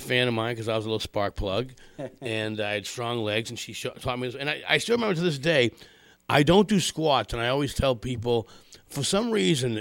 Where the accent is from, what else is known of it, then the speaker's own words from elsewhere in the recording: Malden, Massachusetts, United States; growing up in Malden